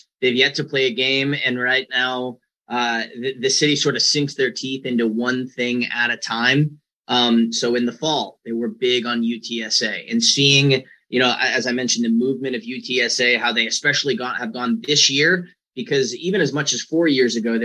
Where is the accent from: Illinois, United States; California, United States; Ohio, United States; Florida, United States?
Illinois, United States; Chicago; also born or lived in El Paso, Texas; now in San Antonio, United States; I'm from Chicago originally